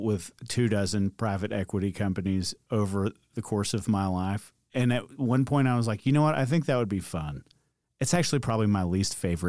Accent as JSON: {"language": "English", "town": "Atlanta", "region": "Georgia", "country": "United States", "said": "I'm from Atlanta."}